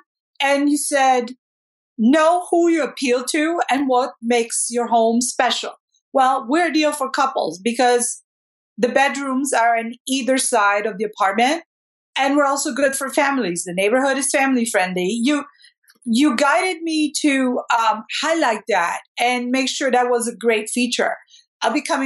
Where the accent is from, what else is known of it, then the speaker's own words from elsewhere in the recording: Italy; now in Washington, D.C., United States; I was born in Italy. We came to Washington, D.C.